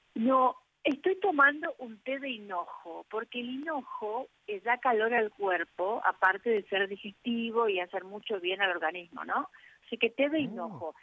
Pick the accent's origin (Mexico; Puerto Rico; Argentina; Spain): Argentina; Corrientes; now in Buenos Aires, Argentina; yo aprendí en la provincia, soy correntina provinciana, una provincia del norte de, Argentina